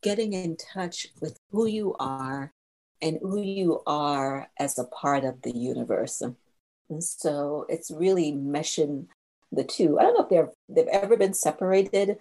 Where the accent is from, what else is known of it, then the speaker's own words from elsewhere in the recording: Jamaica; now in United States; I grew up in Jamaica, and we have a real laid-back spirit about us as Jamaicans.